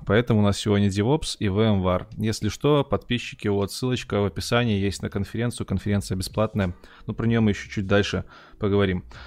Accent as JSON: {"language": "Russian", "region": "Minsk", "country": "Belarus", "said": "Артем так же, как и я, из Минска"}